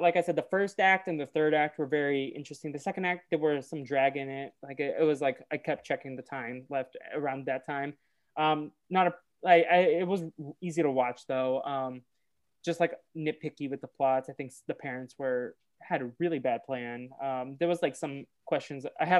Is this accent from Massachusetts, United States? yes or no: yes; Boston, Massachusetts, United States; I say I'm from Boston, but I'm technically from like the suburbs of Boston.